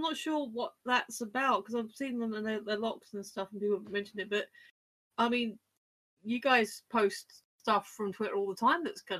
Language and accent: English; United Kingdom; No, I'm British.